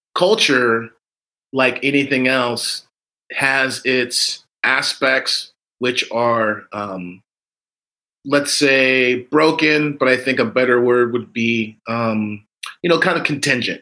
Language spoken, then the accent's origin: English; United States; we're Americans and, you know, we're African Americans.